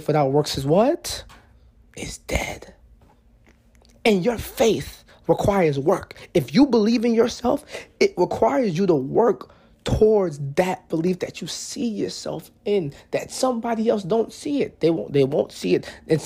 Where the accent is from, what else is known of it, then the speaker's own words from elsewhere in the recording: New York, United States; I'm from New York. So, in New York, you know, graduating from high school was in June.